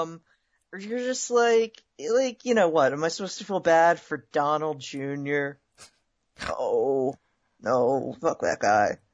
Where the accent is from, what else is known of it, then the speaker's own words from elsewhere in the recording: California, United States; I'm from California